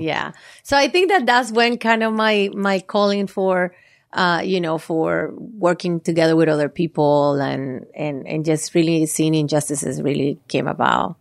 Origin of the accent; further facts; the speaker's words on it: Valle del Cauca, Colombia; moved away; I'm Colombian, and I was born and raised in Colombia. Uh, my family, we are from the southwest area of Colombia